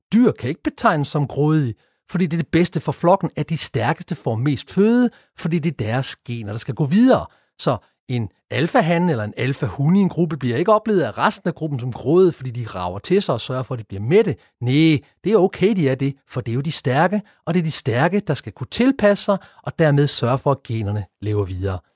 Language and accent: Danish; Denmark; vi danskere